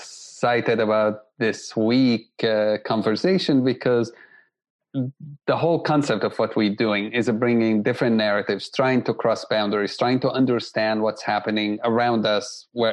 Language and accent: English; Jerusalem, Jerusalem District, Israel; Although I had Armenian friends growing up in Jerusalem because we have a large Armenian community there